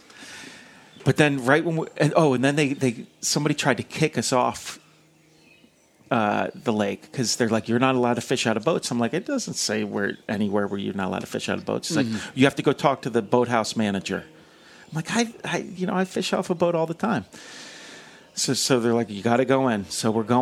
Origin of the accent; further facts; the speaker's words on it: New York City, New York, United States; I'm from New York City